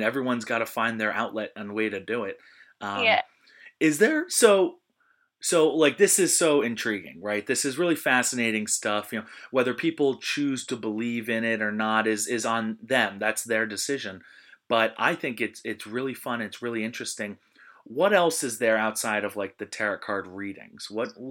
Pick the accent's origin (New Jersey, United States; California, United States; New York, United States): New Jersey, United States; No, just high school. I'm from Southern Monmouth County, so a little farther south.